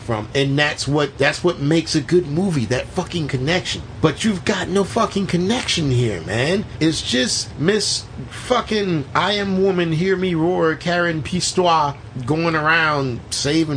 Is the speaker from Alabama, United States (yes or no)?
yes; Alabama, United States; accent: southern; now in Florida, United States; I born in Alabama